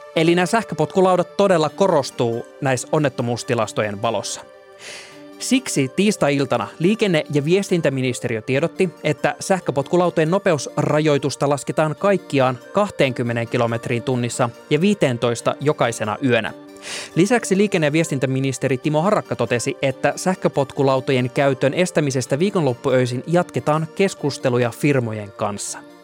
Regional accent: Oulu, North Ostrobothnia, Finland; moved away as an adult; also born or lived in Tampere; Mä oon Oulusta kotoisin, missä mä olin tottunut pyöräilemään kaikki kaikkialle

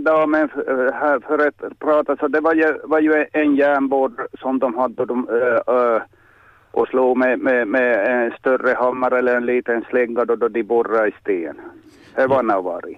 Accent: Pörtom, Ostrobothnia, Finland; Jag är uppväxt i Pörtomo

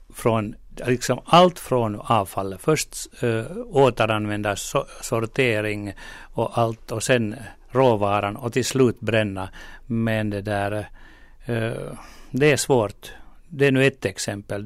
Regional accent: Porvoo, Uusimaa, Finland; min hemkommun Borgå

